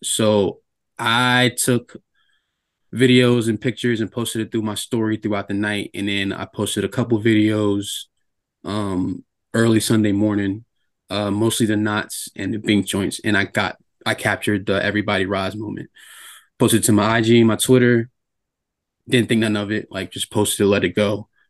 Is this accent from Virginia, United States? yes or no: yes; Norfolk, Virginia, United States; moved away; I'm from Norfolk